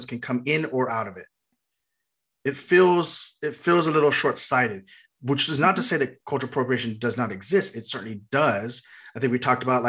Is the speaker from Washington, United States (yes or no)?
no; South Texas, United States; I was raised in South Texas as a Chicano